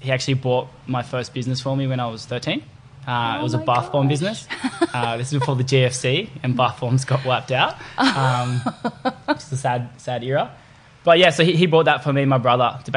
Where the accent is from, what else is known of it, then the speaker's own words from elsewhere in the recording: Byron Bay, New South Wales, Australia; moved away as an adult; also born or lived in Brisbane; growing up in Byron